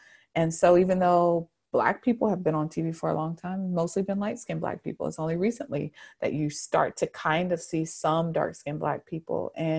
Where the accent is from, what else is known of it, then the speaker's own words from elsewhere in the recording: the South, United States; because I grew up in the South. I grew up at church.